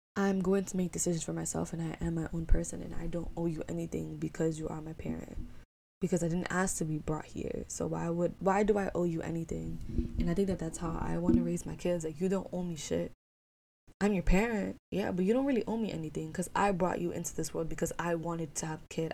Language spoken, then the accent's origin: English; New York City, New York, United States; also born or lived in Ithaca; I love being in New York City. I love growing up here